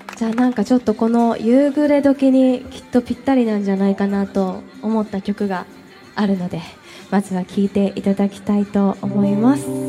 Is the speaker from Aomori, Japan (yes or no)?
no; Sapporo, Hokkaido, Japan; 札幌出身なんだけど、私札幌の中でも割と千歳寄りの清田区っていうところなのね。